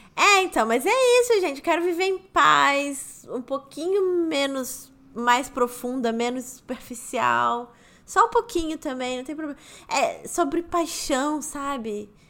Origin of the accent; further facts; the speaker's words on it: Rio de Janeiro, Brazil; moved away as an adult; now in São Paulo, Brazil; Eu morei lá 24 anos, eu fui criada lá, nascida e criada no Rio de Janeiro